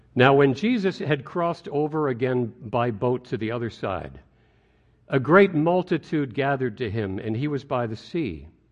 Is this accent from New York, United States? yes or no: yes; White Plains, New York, United States; As a child, growing up in White Plains, New York